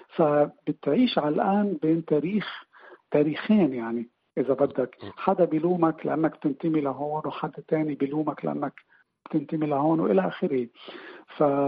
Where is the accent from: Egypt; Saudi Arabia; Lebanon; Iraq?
Lebanon; Beirut, Beirut Governorate; moved away as an adult; also born or lived in Shatila camp, Lebanon; now in Iceland; انا ولدت وربيت ببيروت آه، كفلسطيني